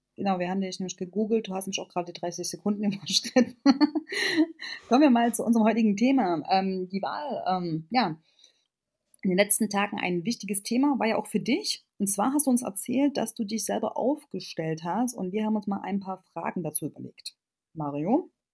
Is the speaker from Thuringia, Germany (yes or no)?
yes; Erfurt, Thuringia, Germany; ich komme jetzt aus Erfurt